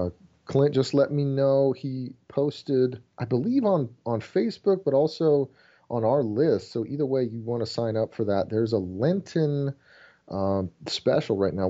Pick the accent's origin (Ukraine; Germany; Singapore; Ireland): Germany; now in United States; I grew up in Germany in the missions field and had moved back to the States, and there's this reverse culture shock.